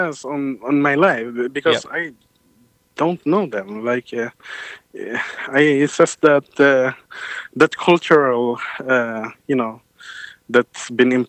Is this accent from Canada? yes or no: no; Sweden; growing up, I grew up with Swedish white folks. I grew up with as foreign immigrants here in Sweden